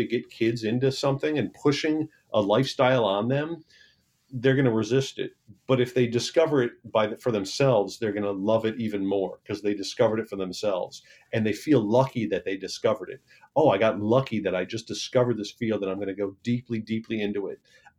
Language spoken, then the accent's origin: English; Michigan, United States; I'm from Michigan